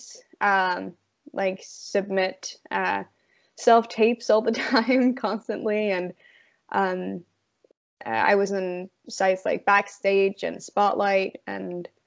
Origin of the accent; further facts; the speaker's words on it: Norway; moved away; also born or lived in London; I grew up in a very, not even a town. It's a very small place in Norway